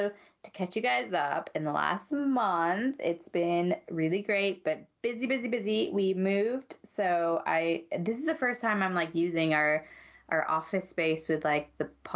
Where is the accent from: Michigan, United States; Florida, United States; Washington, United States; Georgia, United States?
Georgia, United States; moved away as an adult; also born or lived in Utah; growing up in Georgia